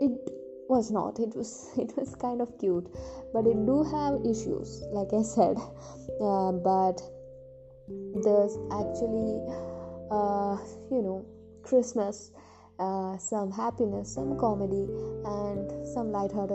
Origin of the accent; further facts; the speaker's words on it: India; I'm from India, I'm Indian